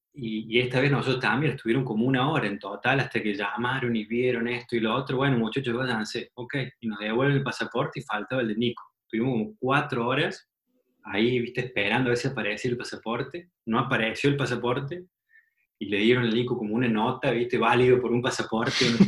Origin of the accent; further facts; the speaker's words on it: Argentina; moved away as an adult; also born or lived in Guadalajara, Mexico / Mexico City, Mexico; now in San Francisco, United States; Cuando llegas a México como, argentino